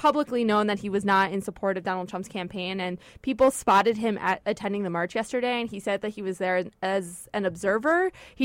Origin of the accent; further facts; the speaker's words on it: United States; As an American Jew